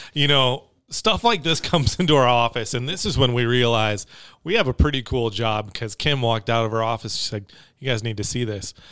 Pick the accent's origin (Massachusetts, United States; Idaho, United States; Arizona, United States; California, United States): Arizona, United States; Tucson; Tucson is my hometown.